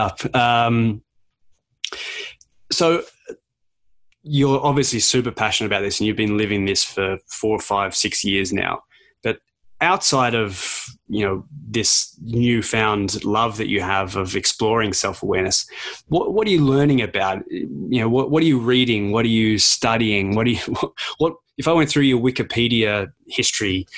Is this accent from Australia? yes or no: yes; Australia; being Australian, they didn't teach us Australian history at all.